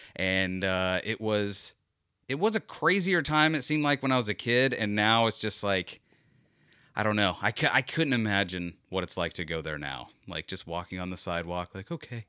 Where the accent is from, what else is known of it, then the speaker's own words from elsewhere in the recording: Florida, United States; a true Floridian like me